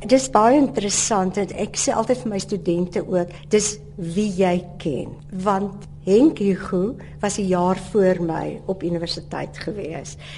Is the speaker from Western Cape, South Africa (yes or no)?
yes; Lynedoch, Western Cape, South Africa; Ek het op Lensburg groot geword